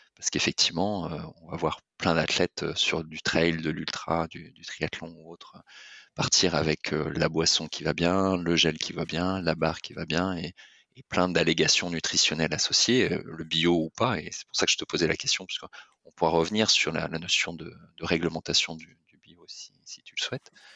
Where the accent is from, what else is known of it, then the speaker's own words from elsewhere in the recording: Lorient, Brittany, France; je suis breton d'origine, euh, l'orientais exactement.